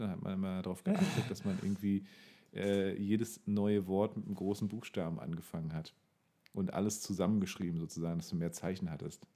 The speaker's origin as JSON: {"language": "German", "town": "Bernau bei Berlin", "region": "Brandenburg", "country": "Germany", "tie": "born or raised there", "said": "in meiner Kindheit und Jugend immer sehr wichtig, weil Bernau kannte natürlich keine Sau"}